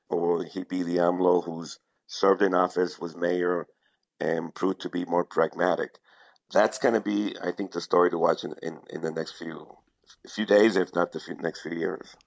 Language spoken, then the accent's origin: English; Mexico; also born or lived in United States; I'm, I'm Mexican, but I'm also American in, in a way I belong to both countries